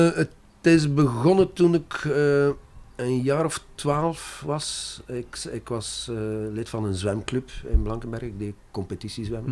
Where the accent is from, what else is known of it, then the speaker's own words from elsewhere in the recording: Brussels, Brussels-Capital Region, Belgium; first language French; Dutch is a second language; moved away; also born or lived in Zeebrugge / Ghent; Dat was in Brussel meestal, want wij, we zijn Brusselaars